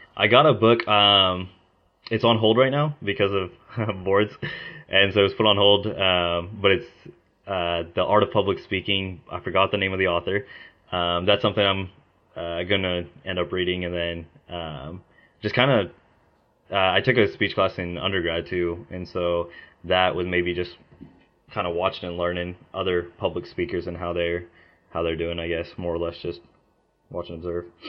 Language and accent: English; Mustang, Oklahoma, United States; also born or lived in India; I moved to Oklahoma whenever I was two, and I've been there ever since